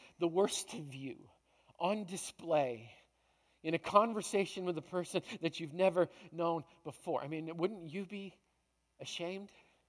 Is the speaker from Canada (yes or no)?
yes; Canada; I came from Canada.